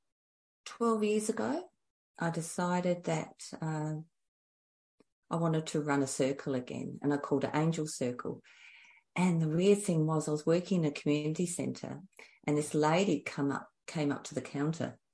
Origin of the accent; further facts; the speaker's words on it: Adelaide, South Australia, Australia; I'm from Adelaide, Australia.